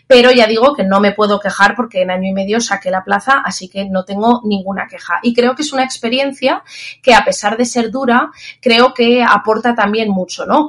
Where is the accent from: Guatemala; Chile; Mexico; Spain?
Spain; Zaragoza, Aragon; also born or lived in Castilla-La Mancha; luego ya me vine a mi tierra, yo soy de Zaragoza